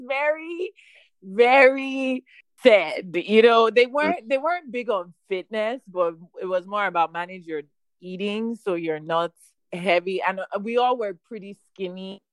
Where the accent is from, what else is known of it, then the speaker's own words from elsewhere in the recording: Nigeria; now in Houston, United States; as a Nigerian